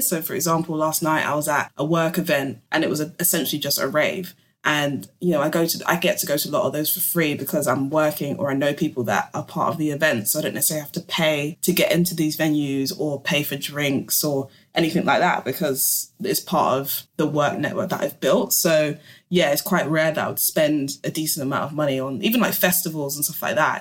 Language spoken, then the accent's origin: English; London, United Kingdom; I'm born and raised in London, so it's kind of all I know